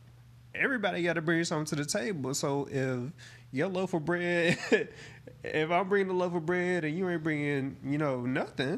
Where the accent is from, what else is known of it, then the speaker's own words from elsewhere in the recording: the South, United States; I'm from the South